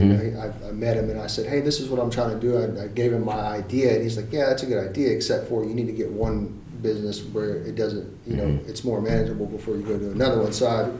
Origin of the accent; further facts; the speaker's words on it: Germany; born there; No, so I was actually born in Germany, and my dad was in the army.